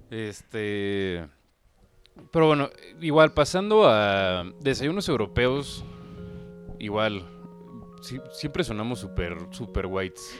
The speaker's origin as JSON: {"language": "Spanish", "country": "Mexico", "said": "viviendo en México, siendo mexicano"}